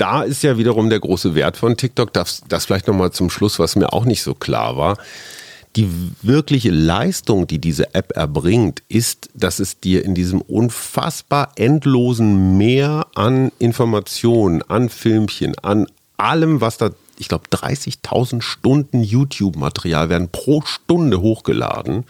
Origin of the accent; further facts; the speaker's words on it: Germany; als Deutscher